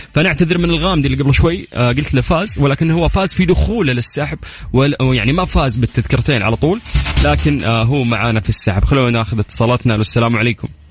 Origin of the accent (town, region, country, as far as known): Saudi Arabia